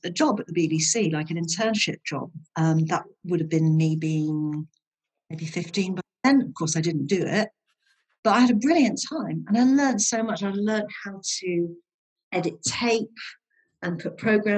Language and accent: English; Withernsea, Yorkshire and the Humber, United Kingdom; also born or lived in Hull; We moved from Hull to Withernsea when my parents got divorced